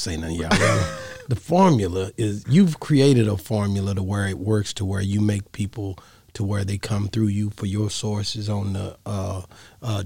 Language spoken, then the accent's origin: English; East Texas, United States; I'm from East Texas